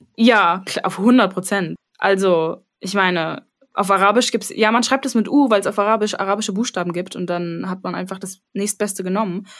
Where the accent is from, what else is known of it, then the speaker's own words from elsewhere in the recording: Berlin, Germany; ich sehe mich schon als Berlinerin, so halb